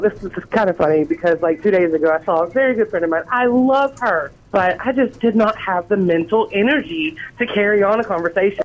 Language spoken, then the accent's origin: English; Jefferson, Georgia, United States; growing up in Jefferson, we don't have like an Outback